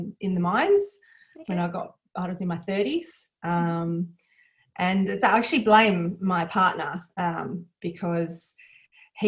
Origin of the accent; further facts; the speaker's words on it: Perth, Western Australia, Australia; I'm from Perth, born and bred, grew up here.